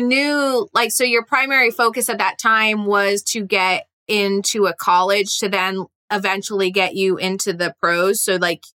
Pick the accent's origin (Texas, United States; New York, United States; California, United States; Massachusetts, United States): Massachusetts, United States; My people, I'm from Massachusetts.